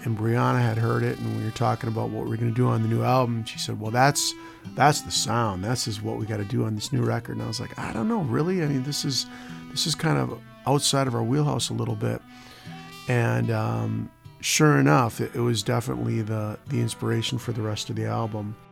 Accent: Stillwater, Minnesota, United States; I grew up in Stillwater, Minnesota

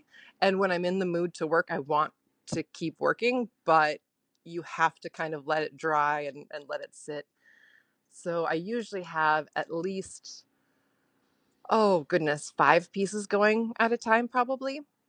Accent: Montana, United States; also born or lived in England / Azores / North Dakota; now in St. Paul, United States; Originally, I'm from Montana. And then I went to school in Bemidji.

